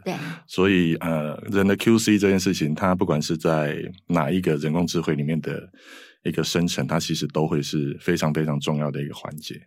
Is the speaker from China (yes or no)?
no; southern Taiwan, Taiwan; moved away; 我是南部的小孩哦，那所以我很多的，呃，同学啊，都在南部，然后以前我是念建筑